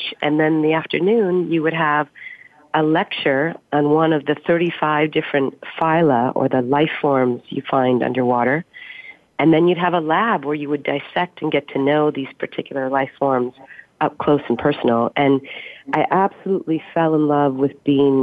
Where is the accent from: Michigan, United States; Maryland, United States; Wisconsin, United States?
Wisconsin, United States; moved away as an adult; also born or lived in Stanford, California; now in Austin, United States; I grew up in Wisconsin, and that's a pretty outdoorsy kind of state